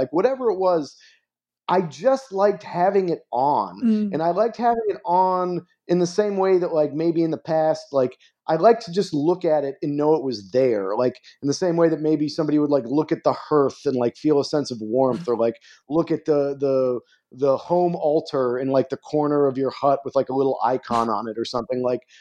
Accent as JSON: {"language": "English", "town": "Miami", "region": "Florida", "country": "United States", "said": "I'm from Miami"}